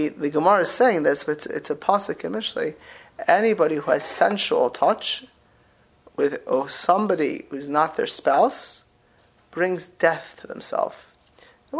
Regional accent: South Florida, United States; moved away; I grew up in South Florida.

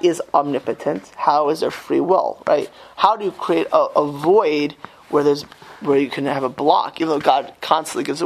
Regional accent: Miami Beach, Florida, United States; I grew up in Miami Beach in a very Jewish but very mixed community

